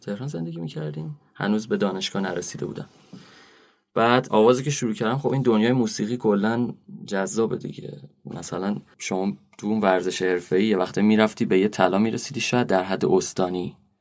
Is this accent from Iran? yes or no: yes; Rafsanjan, Kerman Province, Iran; moved away; also born or lived in Isfahan; اصالتا رفسنجانی هم استان کرمان